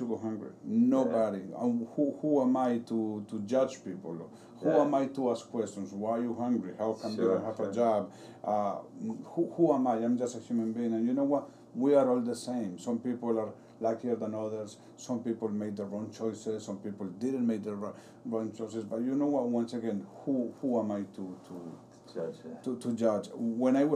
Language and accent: English; Colombia; now in Paterson, United States; I am from Colombia.